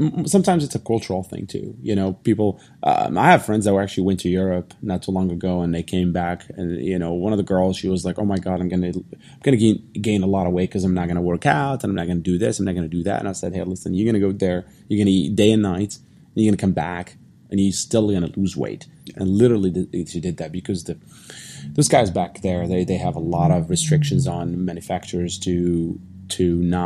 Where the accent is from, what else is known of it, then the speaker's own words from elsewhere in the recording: Morocco; moved away; when I grew up in Morocco